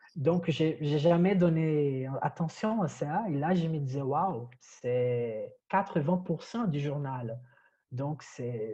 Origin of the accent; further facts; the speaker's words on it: Brazil; French is a second language; moved away as an adult; now in Paris, France; mon accent, je, suis brésilien